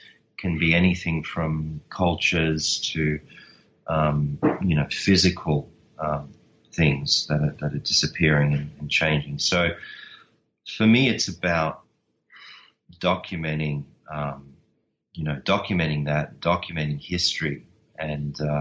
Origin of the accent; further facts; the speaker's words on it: Australia; I'm Australian